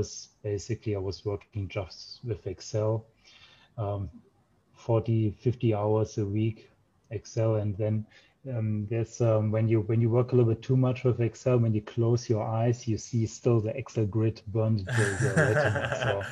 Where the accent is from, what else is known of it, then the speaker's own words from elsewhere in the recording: Germany; also born or lived in Japan; grew up in Germany